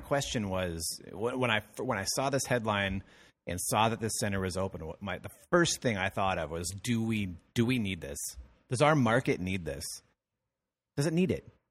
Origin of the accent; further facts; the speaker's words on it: Madison, Minnesota, United States; my hometown, where Madison, Minnesota, where I grew up